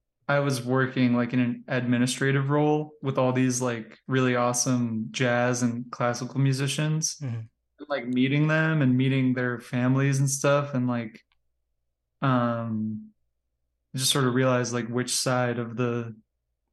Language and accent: English; Long Island, New York, United States; moved away as an adult; also born or lived in Ohio / California; now in Cleveland, United States; I was born and raised in Long Island